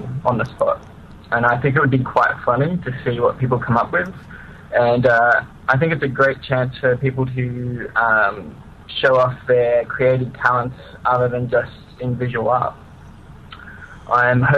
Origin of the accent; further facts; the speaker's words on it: Australia; accent: convict accent; I'm from Australia